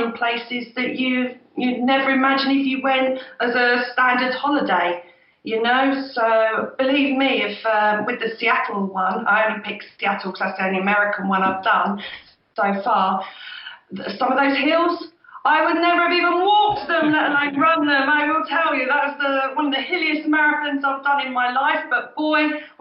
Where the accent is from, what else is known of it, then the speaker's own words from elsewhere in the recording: near Milton Keynes, South East England, United Kingdom; he did the Milton Keynes very first marathon, which is just down the road in my hometown